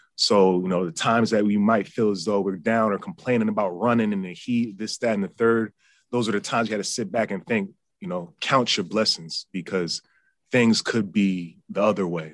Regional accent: United States; I grew up in Yankees territory

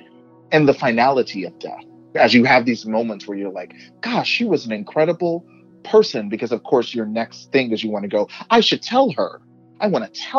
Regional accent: Texas, United States; moved away; where I grew up in Texas

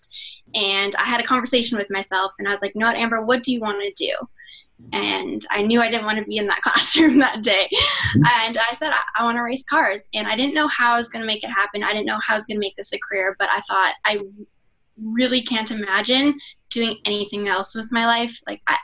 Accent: Canada; I grew up in Canada racing dirt

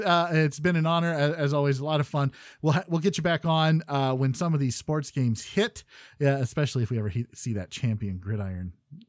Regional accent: Canada; As a Canadian.

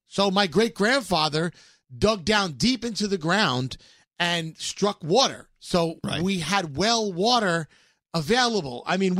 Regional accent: New York City, New York, United States; growing up in Brooklyn

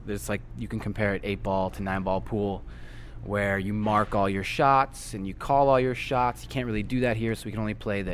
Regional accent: Toronto, Ontario, Canada; also born or lived in Chicago, United States; now in New Orleans, United States; I'm from Toronto originally, and there's the most Italians there anywhere outside of Italy now

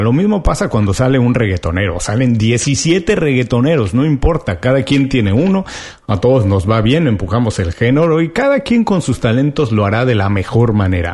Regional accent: Mexico; yo como buen mexicano

